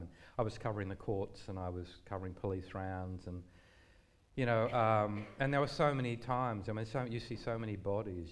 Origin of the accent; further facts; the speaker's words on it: Gundagai, New South Wales, Australia; I grew up in Gundagai